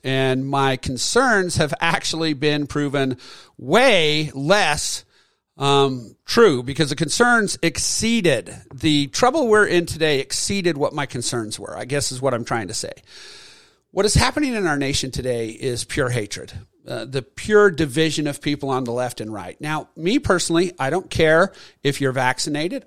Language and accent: English; Utah, United States; I attended from my home state, the University of Utah